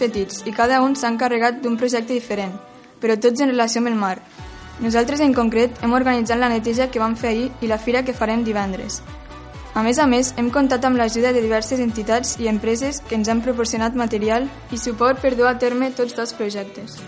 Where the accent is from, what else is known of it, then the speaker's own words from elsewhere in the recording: Lleida, Catalonia, Spain; vinc de Lleida